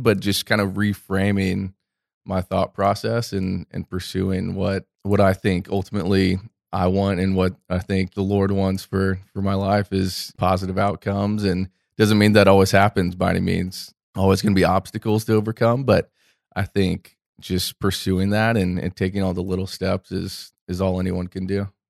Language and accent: English; Orlando, Florida, United States; I grew up here in Orlando, Florida, Central Florida, where we're sitting, producing this podcast. I'm actually a fourth generation Floridian